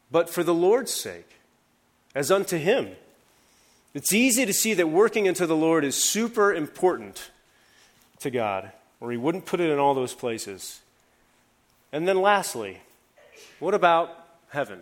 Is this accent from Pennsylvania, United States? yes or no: no; Columbus, Ohio, United States; moved away; Back in Ohio, I'm from Columbus, Ohio